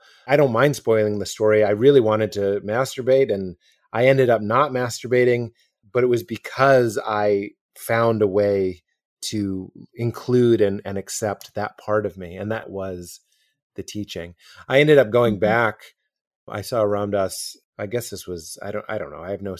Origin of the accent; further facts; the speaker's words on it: Boston, Massachusetts, United States; I look like a youth pastor. I'm from Boston. I was religious. I was married.